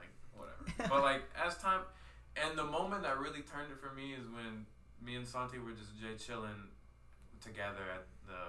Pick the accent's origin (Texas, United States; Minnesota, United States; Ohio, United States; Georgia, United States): Texas, United States; Houston; I've been lucky enough to live in every part, every aspect of Houston. Like, I was born in Fifth Ward. Like, St. Luke's.